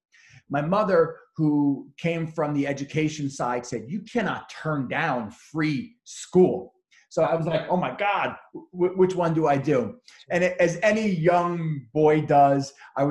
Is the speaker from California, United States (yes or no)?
no; Bellmore, New York, United States; also born or lived in Suffolk County, New York; I grew up in Belmore, which is in Nassau County.